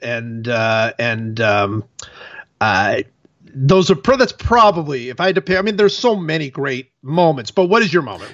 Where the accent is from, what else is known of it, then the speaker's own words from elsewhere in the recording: Cleveland, Ohio, United States; I'm from Cleveland